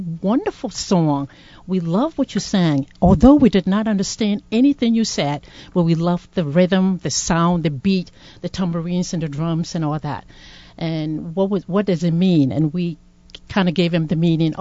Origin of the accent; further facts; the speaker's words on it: Ghana; now in Providence, United States; I'm from Ghana, originally from Ghana, and I joined the PPC, known as the Providence Presbyterian Church, in 2004.